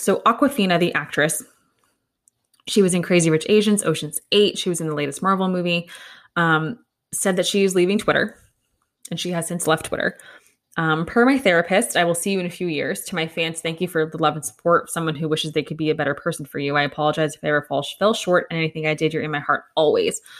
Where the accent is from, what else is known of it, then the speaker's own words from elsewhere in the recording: United States; an American